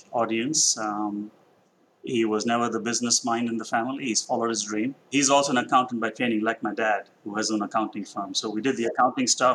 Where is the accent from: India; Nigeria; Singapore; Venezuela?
India; Mumbai, Maharashtra; moved away as an adult; also born or lived in New York / Washington, D.C. / Boston / Atlanta; So I grew up in Mumbai. I was there in the same house all through my childhood and college.